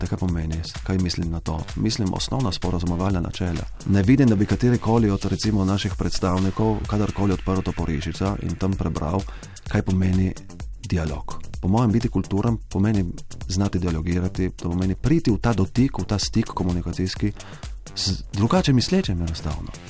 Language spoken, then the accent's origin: Slovenian; Slovenia; Slovenci smo kulturen narod. Na papiru smo Slovenci zelo kulturni.